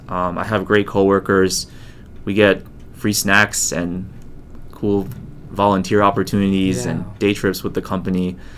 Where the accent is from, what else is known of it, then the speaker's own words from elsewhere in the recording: United States; also born or lived in Taiwan / Japan; I'm an American-born Chinese